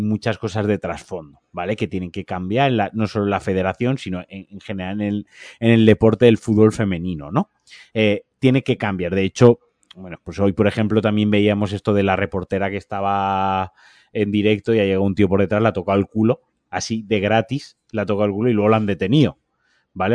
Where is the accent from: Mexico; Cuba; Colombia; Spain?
Spain; Valencia, Valencian Community; now in Málaga, Spain; yo siendo valenciano, de Soca y eh, habiendo nacido en Valencia y habiendo sido paellero en Valencia.